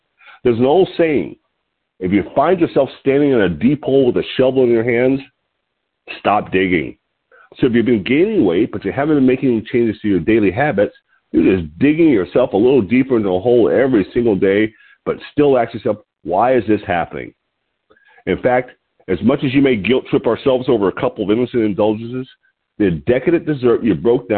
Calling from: Lompoc, California, United States

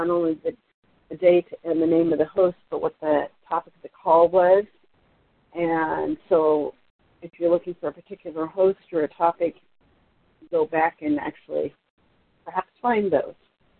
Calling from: Portland, Oregon, United States; I'm calling from Portland, Oregon. … out of Portland, Oregon

